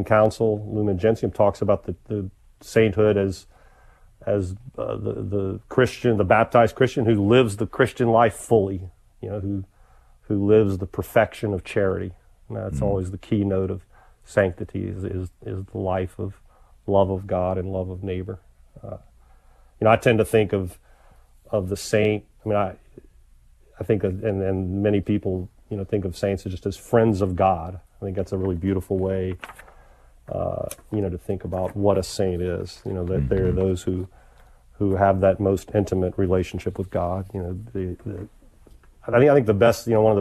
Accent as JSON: {"language": "English", "town": "Shreveport", "region": "Louisiana", "country": "United States", "tie": "born or raised there", "moved": "as an adult", "lives_now": "Tampa, United States", "said": "I grew up in North Louisiana in Shreveport"}